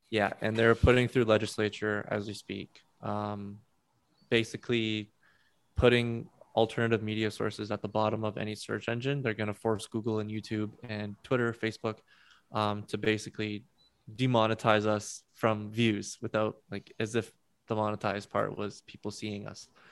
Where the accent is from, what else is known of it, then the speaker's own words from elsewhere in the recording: Alberta, Canada; I'm from Alberta and my parents are in Ontario